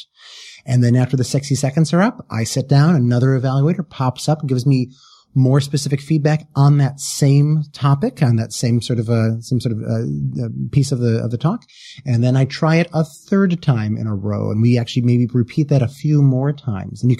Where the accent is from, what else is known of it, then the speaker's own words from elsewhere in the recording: Wisconsin, United States; I come from the Midwest. I come from Wisconsin.